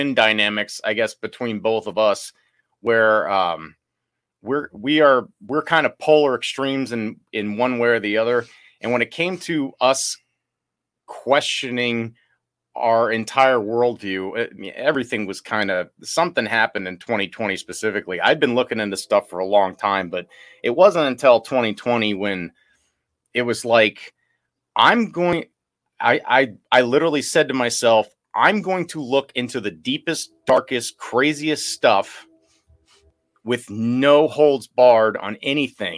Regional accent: New Orleans, Louisiana, United States; moved away; We're from New Orleans

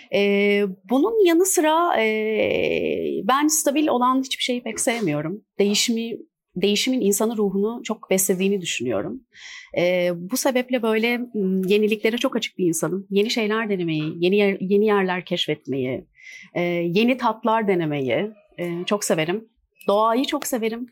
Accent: İzmir, Turkey; moved away as an adult; now in Istanbul, Turkey; 1984 e, İzmir doğumluyum

